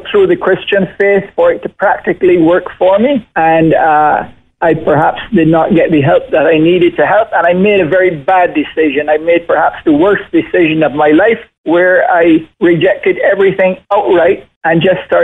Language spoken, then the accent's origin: English; Barbados; moved away as an adult; also born or lived in Trinidad / Jamaica; now in Australia; most of my first 25 years were spent in Barbados, but also because my dad worked in other islands. I lived in Trinidad, I lived in Jamaica